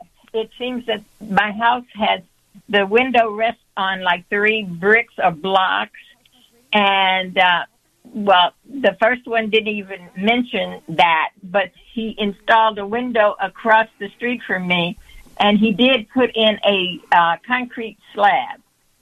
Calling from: Matteson, Illinois, United States; I'm calling from Matteson, Illinois.

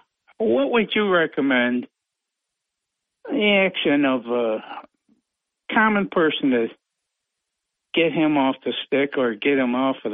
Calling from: Vestal, New York, United States; It's … from Vestal, but I'm calling you right now on vacation in Florida.

